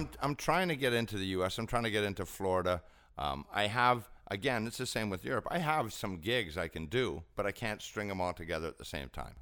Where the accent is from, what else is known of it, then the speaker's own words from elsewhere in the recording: Scotland, United Kingdom; also born or lived in Ontario, Canada; now in Canada; I'm Scottish